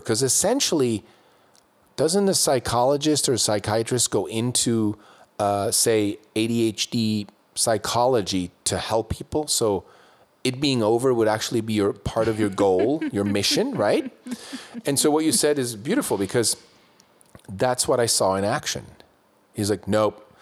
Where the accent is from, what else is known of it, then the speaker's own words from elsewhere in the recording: Switzerland; when I was growing up in Switzerland